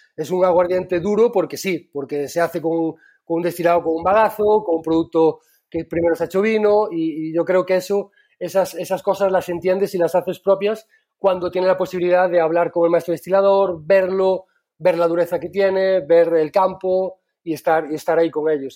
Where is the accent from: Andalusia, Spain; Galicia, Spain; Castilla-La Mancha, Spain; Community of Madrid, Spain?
Galicia, Spain